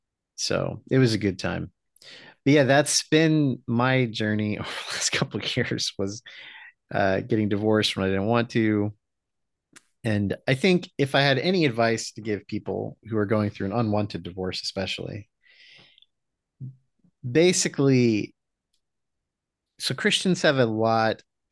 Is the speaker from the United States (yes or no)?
no; Philippines; We had my wife Amanda and I grew up in the Philippines together, and so we had a full lechon.